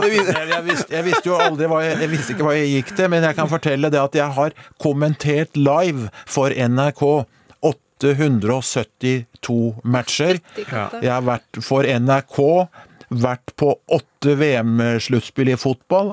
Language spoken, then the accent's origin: Norwegian; Skedsmo, Akershus, Norway; jeg vokste opp i Skedsmo